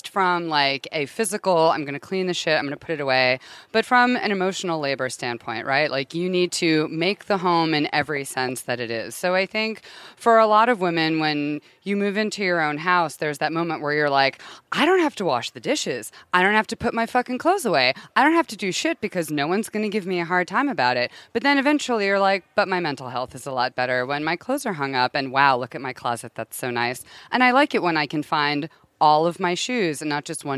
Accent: Connecticut, United States; now in Los Angeles, United States; I'm from Connecticut, but I live in LA.

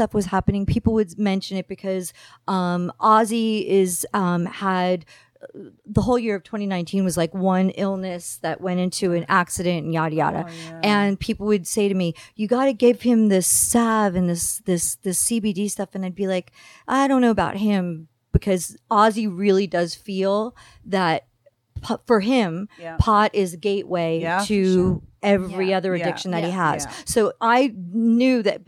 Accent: New Jersey, United States; moved away as an adult; now in Santa Clarita, United States; where I grew up in New Jersey

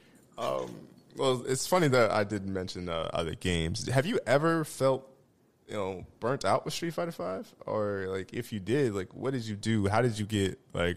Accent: Iowa, United States; we're from Iowa

